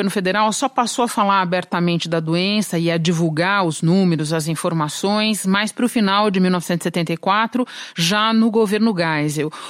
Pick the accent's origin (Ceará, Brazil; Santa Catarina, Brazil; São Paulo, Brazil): São Paulo, Brazil; Eu sou de São Paulo, por exemplo